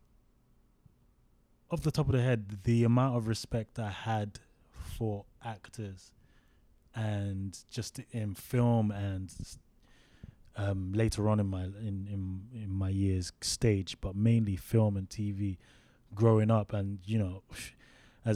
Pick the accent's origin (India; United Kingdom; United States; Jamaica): United Kingdom